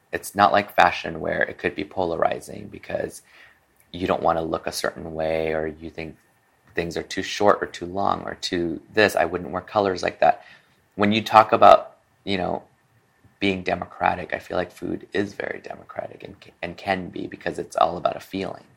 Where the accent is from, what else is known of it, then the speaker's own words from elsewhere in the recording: Peru; also born or lived in Hong Kong; now in Los Angeles, United States; I was born here in Chinatown, Los Angeles, at um, French Hospital. And two months later, my family decided to continue their journey move to Peru we set up house